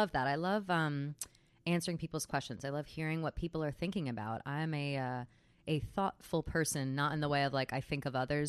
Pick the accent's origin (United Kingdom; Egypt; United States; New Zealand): United States; New Jersey; But I was so quick to ditch New Jersey. Until people are talking shit about New Jersey, then all of a sudden I'm like, Jersey strong.